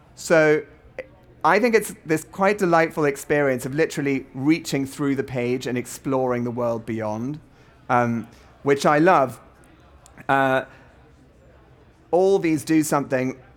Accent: South Africa; I'm a South African too.

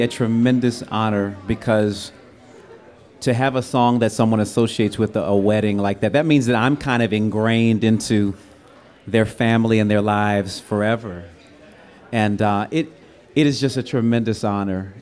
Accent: Washington, District of Columbia, United States; moved away as an adult; now in Los Angeles, United States; I was from DC coming out to LA.

